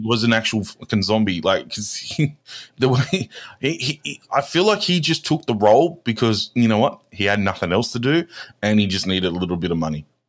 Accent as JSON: {"language": "English", "country": "Australia", "said": "we're Australian"}